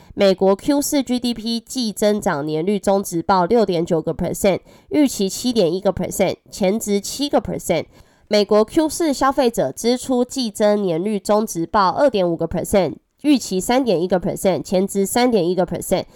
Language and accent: Chinese; Taiwan; accent: Taiwanese Mandarin; 我是台湾国语界最正的